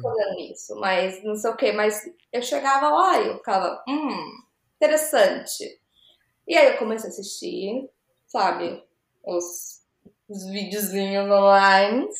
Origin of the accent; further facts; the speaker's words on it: Mogi Mirim, São Paulo, Brazil; moved away as an adult; also born or lived in Campinas; now in United States; Quando eu tinha uns três anos, a gente mudou para Mojimirim